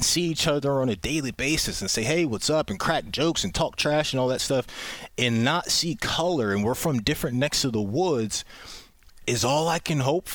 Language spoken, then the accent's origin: English; Pickerington, Ohio, United States; also born or lived in Baltimore, Maryland; I grew up in Pickerington as well